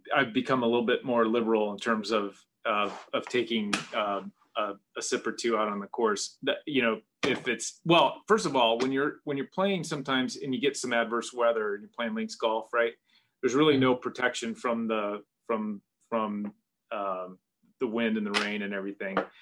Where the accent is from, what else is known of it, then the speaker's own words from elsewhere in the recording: Seattle, Washington, United States; I grew up in in the Northwest, in the Seattle area uh, of Washington State